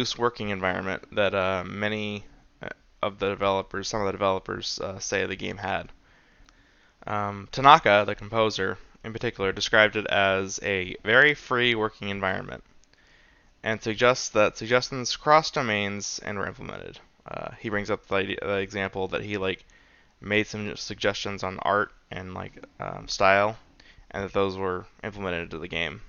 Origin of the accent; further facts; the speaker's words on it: United States; I'm a American white guy